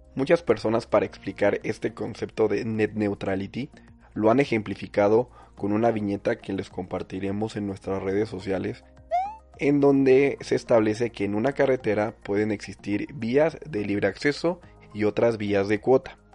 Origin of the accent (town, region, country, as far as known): Mexico